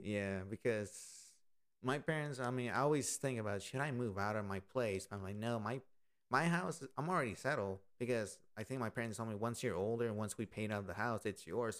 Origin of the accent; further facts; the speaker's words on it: Austin, Texas, United States; This has been my hometown for 24 years